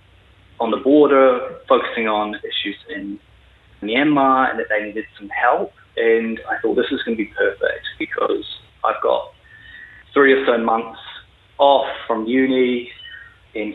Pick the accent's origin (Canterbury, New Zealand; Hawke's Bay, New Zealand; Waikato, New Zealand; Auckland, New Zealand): Canterbury, New Zealand; Christchurch; moved away as an adult; also born or lived in London; I'm from Christchurch, born and raised